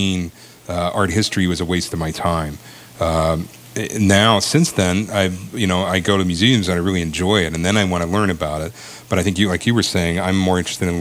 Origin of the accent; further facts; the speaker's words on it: Maryland, United States; moved away as an adult; also born or lived in Ithaca, New York; I grew up down in Maryland